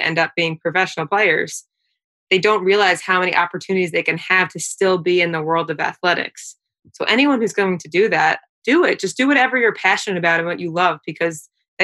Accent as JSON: {"language": "English", "area": "Long Island", "region": "New York", "country": "United States", "said": "we're all from Long Island."}